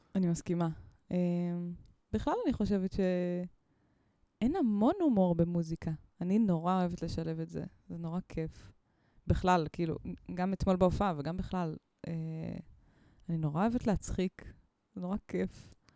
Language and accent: Hebrew; Mitzpe Ramon, Southern District, Israel; אני גדלתי במצפה רמון